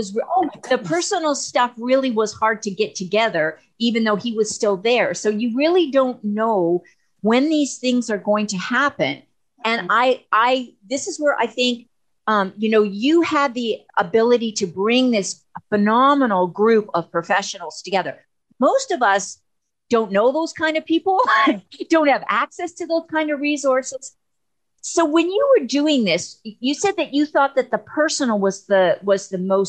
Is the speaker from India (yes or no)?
no; Canada; I'm from Canada, but in the United States